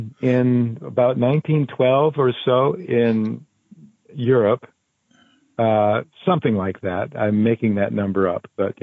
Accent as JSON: {"language": "English", "country": "Canada", "tie": "born or raised there", "also_born_or_lived": "Japan", "said": "I grew up speaking French in Canada, so I could speak French pretty well."}